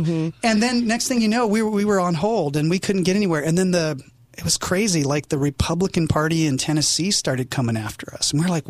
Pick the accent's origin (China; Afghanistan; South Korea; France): South Korea; also born or lived in England / Japan; now in United States; I didn't grow up in America. I was born in England, raised in Korea, served in Japan my entire Air Force career.